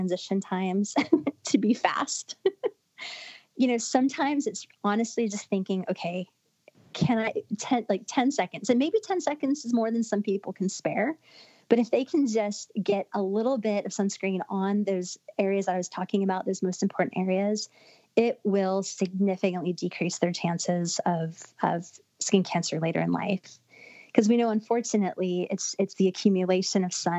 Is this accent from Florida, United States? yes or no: yes; Florida, United States; I grew up in Florida.